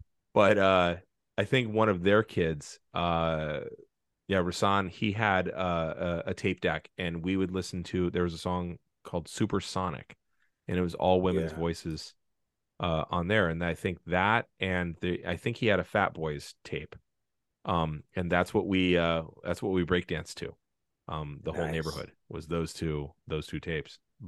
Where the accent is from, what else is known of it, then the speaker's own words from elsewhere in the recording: San Francisco, California, United States; Cause I was just thinking about growing up in San Francisco, I lived in a behind a building that had basically fallen apart